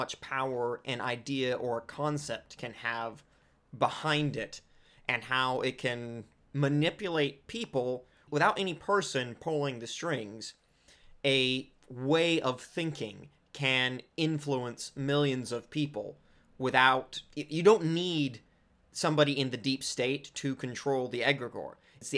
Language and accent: English; California, United States; I said that like such a white person. I'm Southern Californian.